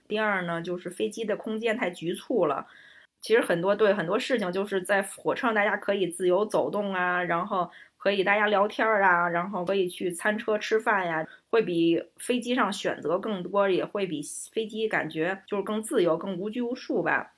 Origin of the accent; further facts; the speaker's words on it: Beijing, China; 我是北京人